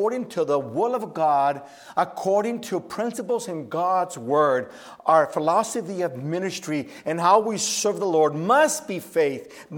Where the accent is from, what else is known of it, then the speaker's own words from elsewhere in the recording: Oakland, California, United States; I grew up in the Oakland Bay area